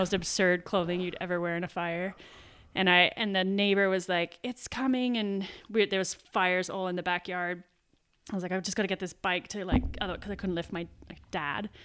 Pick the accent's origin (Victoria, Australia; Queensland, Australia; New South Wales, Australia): New South Wales, Australia; Sydney; moved away; also born or lived in Canberra; from Sydney originally